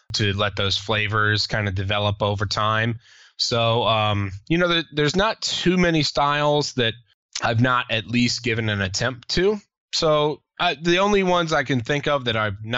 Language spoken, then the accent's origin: English; Richmond, Virginia, United States; I'm from Richmond